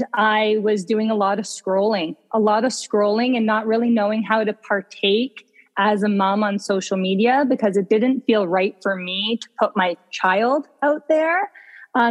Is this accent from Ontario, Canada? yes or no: yes; Ontario, Canada; moved away as an adult; now in Vancouver, Canada; But I grew up in Ontario. I'm an Ontario girl, and I've been out here for close to 10 years now.